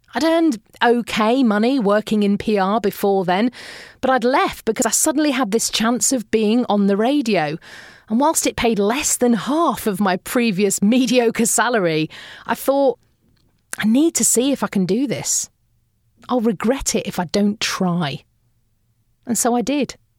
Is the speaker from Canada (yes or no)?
no; United Kingdom; we Brits